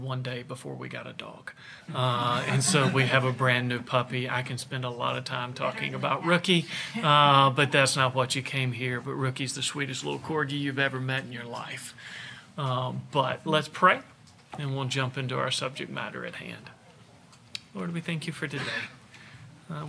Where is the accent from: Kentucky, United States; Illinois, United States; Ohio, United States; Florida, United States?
Kentucky, United States; Bardwell; moved away as an adult; also born or lived in Jackson, Tennessee / Wake Forest, North Carolina / Augusta, Georgia; I'm originally from Bardwell, Kentucky. You've never heard of it. We were 30 minutes from the nearest McDonald's